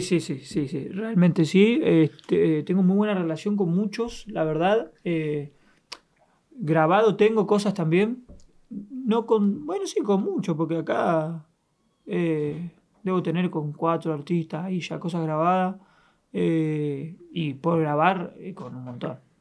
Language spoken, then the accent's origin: Spanish; Argentina; yo soy un artista argentino